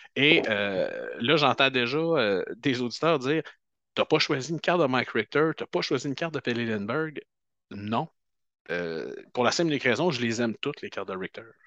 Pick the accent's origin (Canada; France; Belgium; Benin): Canada; on est Canadien